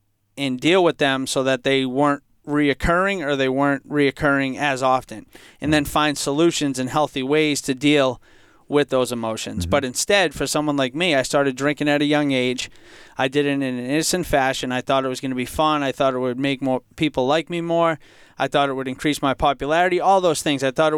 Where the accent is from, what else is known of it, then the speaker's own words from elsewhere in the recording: Franklin, United States; Yeah, growing up in Franklin, for most of my life, I felt like I came from a happy, healthy home.